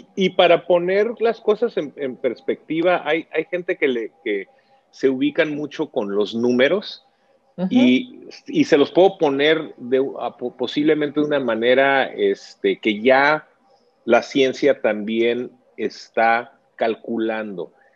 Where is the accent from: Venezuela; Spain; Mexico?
Mexico; nosotros como latinos y mexicanos